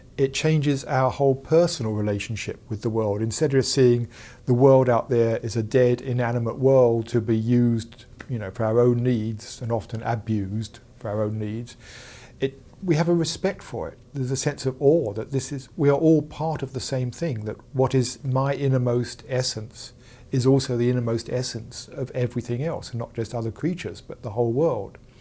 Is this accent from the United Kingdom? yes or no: yes; England, United Kingdom; I'm from England, as you can tell